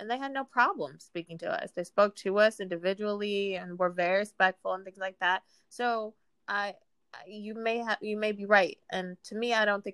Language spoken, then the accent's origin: English; United States; as American women